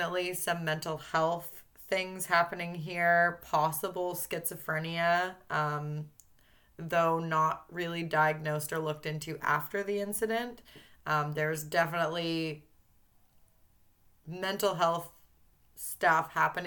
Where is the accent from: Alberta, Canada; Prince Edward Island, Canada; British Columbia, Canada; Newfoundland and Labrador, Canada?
British Columbia, Canada; Vancouver Island; being from here and growing up here